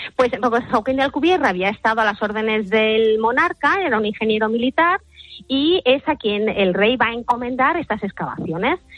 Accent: Madrid, Community of Madrid, Spain; Yo soy de Madrid

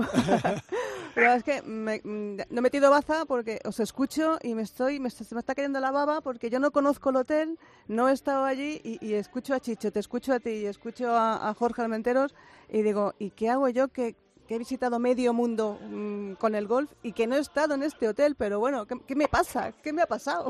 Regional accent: La Palma, Canary Islands, Spain; now in Madrid, Spain; en mi propia tierra

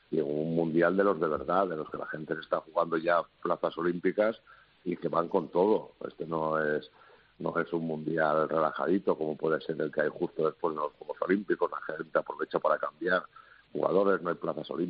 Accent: Asturias, Spain; Yo creo que que vengo de Asturias, que estoy entrenado un poco al fresquito, que tampoco vengo de, del sur, pero...

